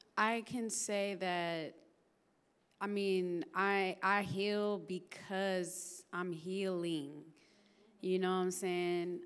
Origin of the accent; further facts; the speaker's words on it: Vallejo, California, United States; also born or lived in Oakland; I'm from Vallejo, California